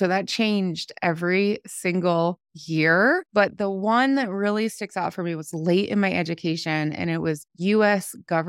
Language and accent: English; Ohio, United States; I grew up in Ohio. We moved a lot, and I graduated from an Appalachian county.